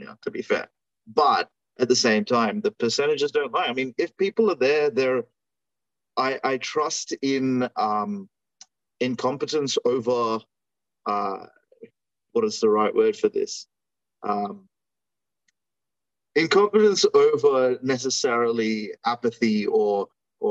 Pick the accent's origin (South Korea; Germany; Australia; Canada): Australia; I'm Australian